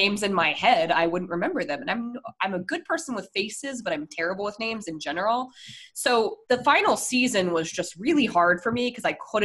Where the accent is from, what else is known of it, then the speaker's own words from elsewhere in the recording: Colorado, United States; I'm from Colorado